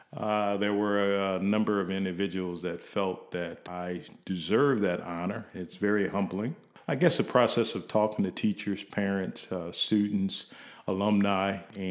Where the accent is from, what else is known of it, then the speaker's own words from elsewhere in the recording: Kankakee, Illinois, United States; Probably very early on, because in my neighborhood that I grew up in Kankakee, Illinois, most of the individuals that were influential in my life were teachers.